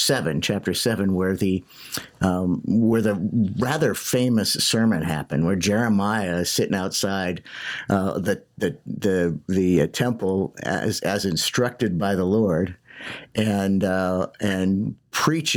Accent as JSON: {"language": "English", "town": "Johnstown", "region": "Pennsylvania", "country": "United States", "tie": "born or raised there", "moved": "yes", "said": "my hometown, Johnstown, Pennsylvania"}